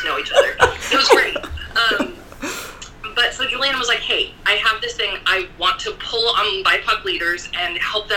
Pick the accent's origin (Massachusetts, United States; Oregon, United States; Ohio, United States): Oregon, United States; Salem; I'm from Salem Kaiser.